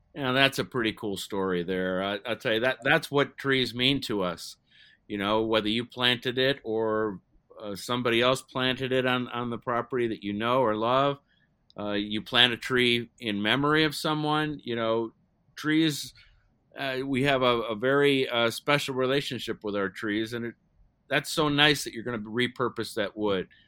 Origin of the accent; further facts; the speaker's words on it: Ohio, United States; I was growing up in Ohio